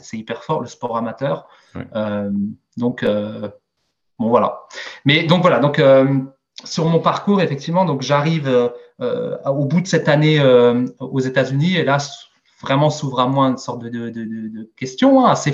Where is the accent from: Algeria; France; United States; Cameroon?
France; Strasbourg, Grand Est; je suis né et j'ai grandi en Alsace, à Strasbourg, précisément, un petit quartier nord qui s'appelle Enheim